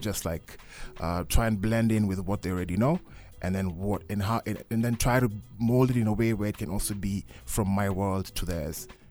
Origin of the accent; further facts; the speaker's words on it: Mombasa, Mombasa County, Kenya; also born or lived in Kisumu; now in Nairobi, Kenya; I come from Mombasa